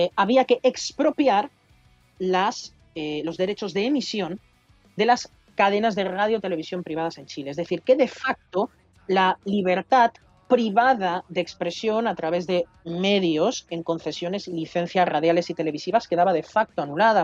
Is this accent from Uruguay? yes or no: no; Catalonia, Spain; la Diada Nacional de Cataluña, de donde soy oriundo